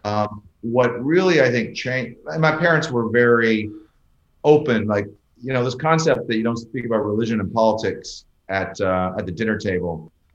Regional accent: Canada; moved away as an adult; also born or lived in United States / London, England

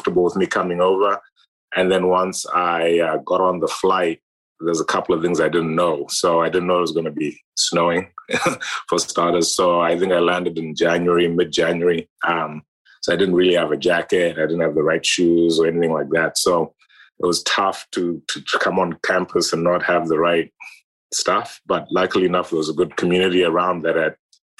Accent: Harare, Zimbabwe; moved away; I grew up in Zimbabwe, in Harare, Zimbabwe, the capital city.

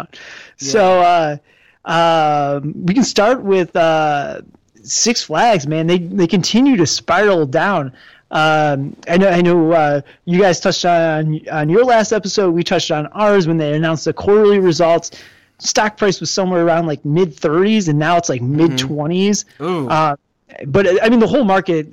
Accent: Detroit, Michigan, United States; growing up in Detroit

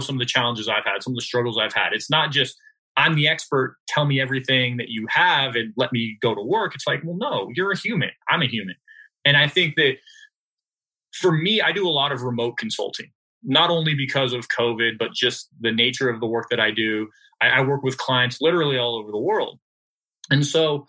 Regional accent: California, United States; I'm from California

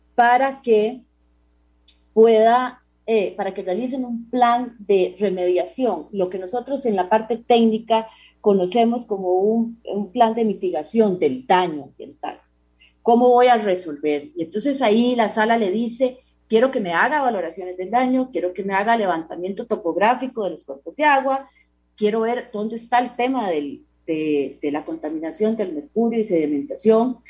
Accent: Costa Rica; como costarricense

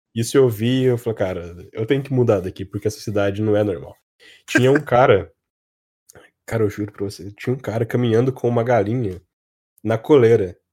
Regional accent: Cruzeiro, São Paulo, Brazil; now in Taubaté, Brazil; Eu nasci em Cruzeiro, que é uma cidadezinha pequenininha

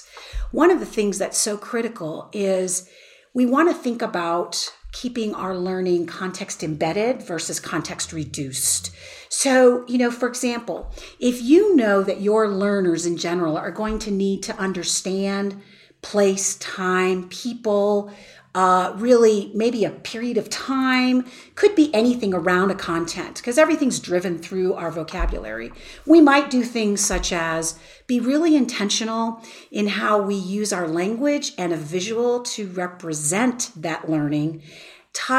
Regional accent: Tucson, Arizona, United States; I'm from Tucson, Arizona

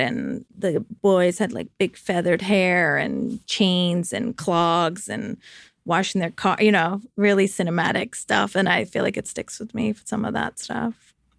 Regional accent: outside of Hartford, Connecticut, United States; moved away as an adult; also born or lived in Vermont / New York; I grew up outside of Hartford, Connecticut.

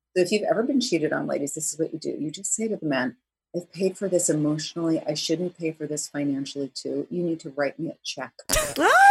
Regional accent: New Jersey, United States; also born or lived in New York City; I'm really from Jersey, exit nine, suburban

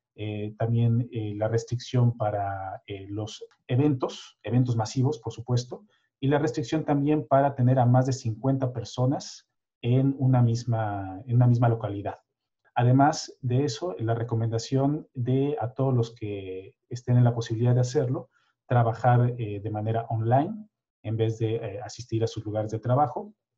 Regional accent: Mexico; now in Sweden; nuestra experiencia muy personal de mexicanos

